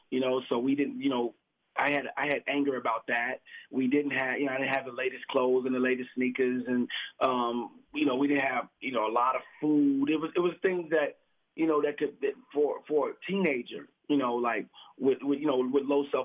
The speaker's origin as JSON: {"language": "English", "town": "Chicago", "region": "Illinois", "country": "United States", "said": "you know Chicago, so you know what Inglewood is like. You know, I'm originally from the West Side, you know, from the projects, you know."}